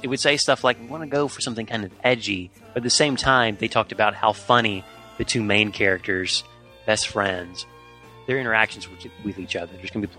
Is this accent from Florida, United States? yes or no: no; Jackson, Tennessee, United States; moved away; back to my hometown, our hometown. Right. Jackson, Tennessee.